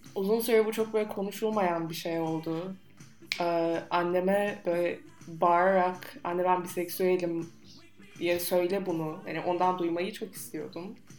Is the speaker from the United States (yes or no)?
yes; United States; accent: American; now in Turkey; Türkçe Amerikan aksanıyla konuşuyorum.